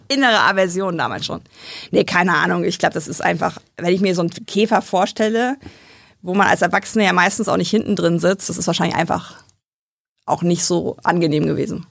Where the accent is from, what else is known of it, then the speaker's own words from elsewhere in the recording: Aschendorf, Lower Saxony, Germany; also born or lived in Braunschweig; Dann sind wir zwei, dreimal umgezogen äh, ins Emsland